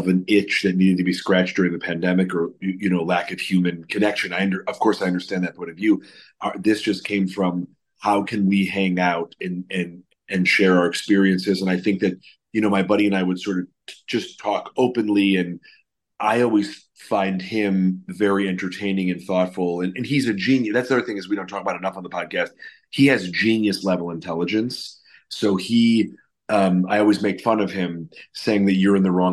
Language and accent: English; Chicago, Illinois, United States; now in Los Angeles, United States; growing up in Chicago and then living out